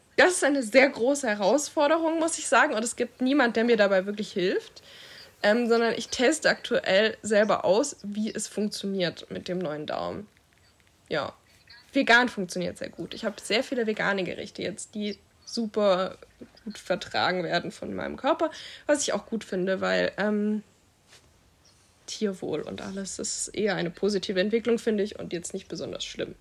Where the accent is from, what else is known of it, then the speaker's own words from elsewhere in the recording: Stuttgart, Baden-Württemberg, Germany; ich komme ja aus Stuttgart